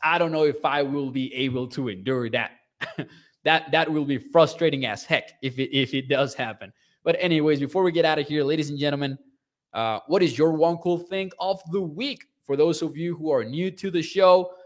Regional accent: Mexico; I'm from Mexico

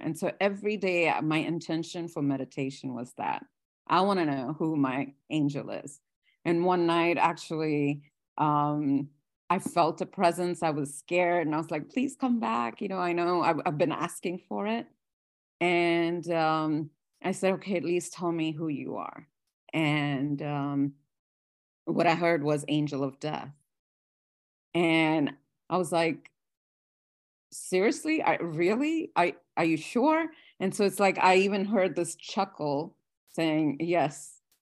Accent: India; moved away; I, I was born and I grew up in India.

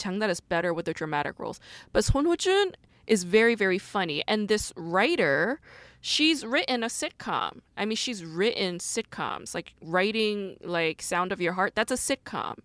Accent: South Korea; moved away; born and raised in Korea.

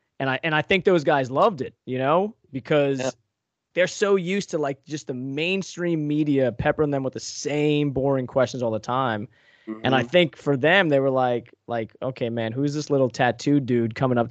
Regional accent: Long Island, New York, United States; also born or lived in Northeast Pennsylvania; now in Pennsylvania, United States; I grew up on Long Island

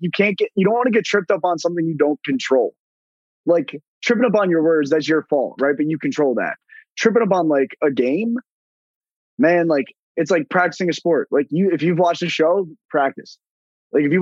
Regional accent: Northern New Jersey, United States; being from Northern New Jersey

